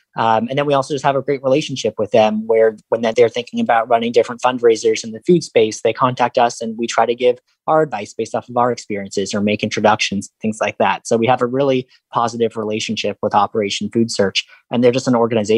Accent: Los Angeles, California, United States; now in St. Louis, United States; So I came here from Los Angeles and then I launched Gift a Meal in October 2015

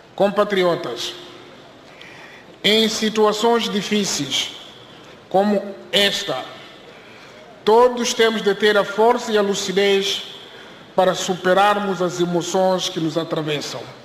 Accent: Mozambique; Como moçambicanos

